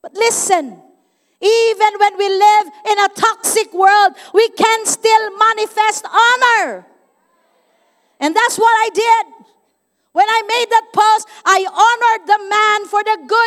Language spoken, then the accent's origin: English; Davao City, Davao Region, Philippines; I'm from Davao City